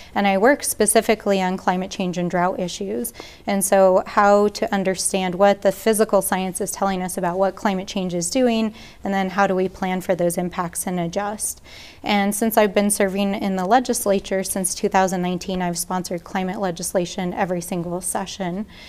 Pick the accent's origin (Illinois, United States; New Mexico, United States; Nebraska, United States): New Mexico, United States; Albuquerque; also born or lived in Farmington, New Mexico; I grew up here in Albuquerque